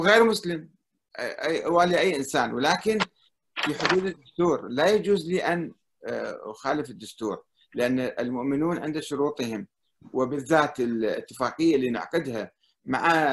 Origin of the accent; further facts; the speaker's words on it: Iraq; انا كعراقي